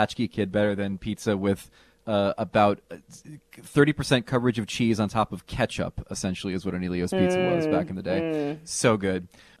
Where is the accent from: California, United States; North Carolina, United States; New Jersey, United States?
New Jersey, United States; You and I were both latchkey kids, apparently, growing up in Jersey.